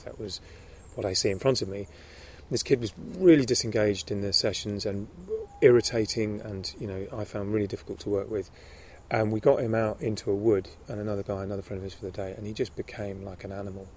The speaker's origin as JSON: {"language": "English", "region": "London", "country": "United Kingdom", "tie": "born or raised there", "also_born_or_lived": "Summerhill school, countryside", "said": "I grew up in London, but I also went to schools in the country"}